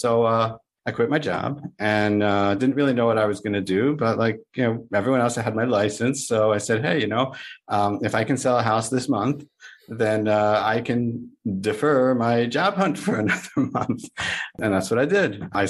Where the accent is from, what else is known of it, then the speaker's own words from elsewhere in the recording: Boca Raton, Florida, United States; I am a broker from Boca Raton, Florida.